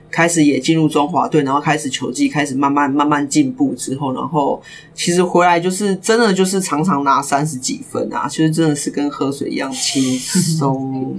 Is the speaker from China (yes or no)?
no; Kaohsiung, Taiwan; 我是高雄人